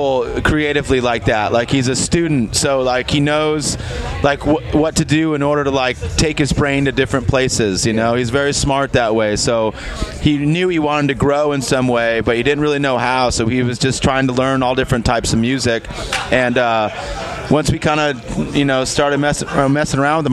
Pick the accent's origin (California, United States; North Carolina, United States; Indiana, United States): California, United States; Los Angeles; I grew up in East